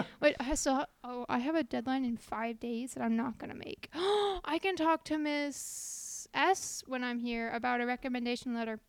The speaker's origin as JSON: {"language": "English", "town": "Kirkland", "region": "Washington", "country": "United States", "tie": "born or raised there", "said": "I lived in Washington."}